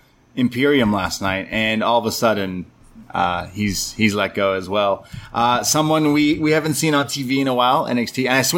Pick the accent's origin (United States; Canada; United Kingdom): Canada; I'm a Canadian